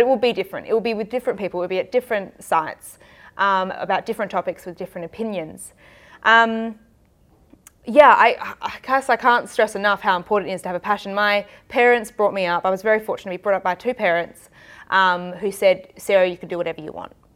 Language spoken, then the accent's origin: English; Adelaide, South Australia, Australia; also born or lived in Manchester; worked in Adelaide, which is my hometown